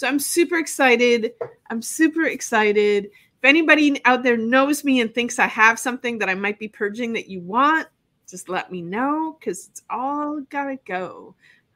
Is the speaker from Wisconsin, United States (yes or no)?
yes; Wisconsin, United States; now in Florida, United States; I'm from Wisconsin